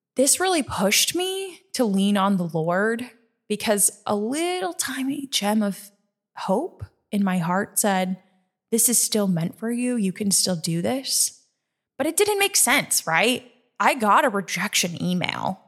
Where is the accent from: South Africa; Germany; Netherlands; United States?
United States; Nebraska; moved away as an adult; now in New York, United States; I'm a Nebraska girl, born and raised in Nebraska